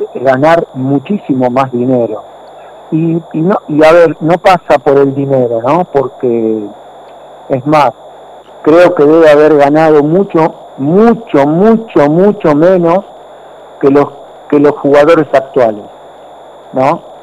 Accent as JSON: {"language": "Spanish", "country": "Argentina", "said": "nosotros como argentinos"}